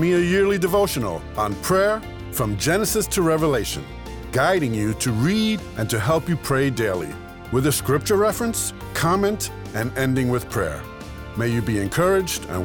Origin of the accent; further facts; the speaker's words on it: New York City, New York, United States; When I was a kid growing up in New York City, I lived in a six-story building